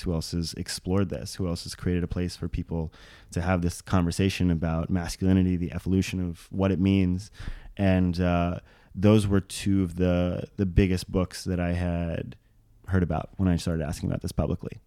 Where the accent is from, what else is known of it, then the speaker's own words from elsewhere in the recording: Maui, Hawaii, United States; grew up as a small white bullied child on the south side of Maui, Hawaii